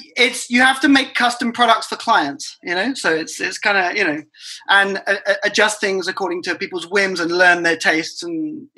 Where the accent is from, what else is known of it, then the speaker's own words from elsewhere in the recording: England, United Kingdom; moved away as an adult; also born or lived in Toronto, Canada; now in Colombia; I was born in England, moved to Canada like about 10, 12 years ago, lived in Toronto for a long time, which is where I learned to bartend. And then I moved to Colombia two years ago.